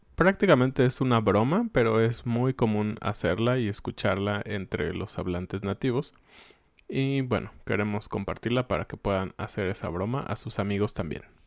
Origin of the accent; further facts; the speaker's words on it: Mexico; como todos éramos o somos mexicanos